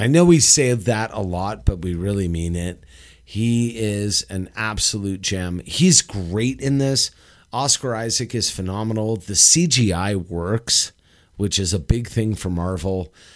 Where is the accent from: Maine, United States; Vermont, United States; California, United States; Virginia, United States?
California, United States; Los Angeles; moved away; Los Angeles